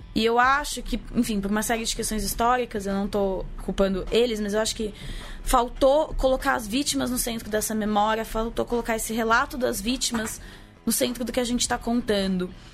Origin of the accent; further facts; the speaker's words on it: Brazil; nossa identidade enquanto brasileiros